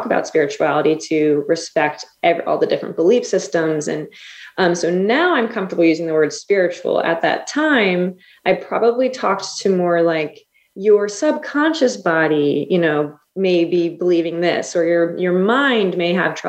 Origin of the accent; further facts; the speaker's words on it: near Cape May, southern New Jersey, United States; moved away as an adult; also born or lived in Oklahoma; I'm in southern New Jersey, my hometown, almost Cape May, New Jersey, where I practice